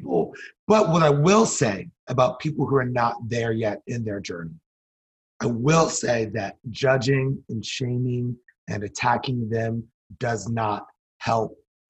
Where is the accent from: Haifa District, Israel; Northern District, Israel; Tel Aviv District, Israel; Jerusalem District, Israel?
Northern District, Israel; Like I grew up in Galilee, my friends never experienced